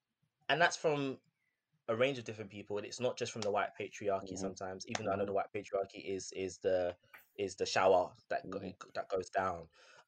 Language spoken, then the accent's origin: English; United Kingdom; about my culture, especially as a British Ghanaian, or all the different intersectional facets of me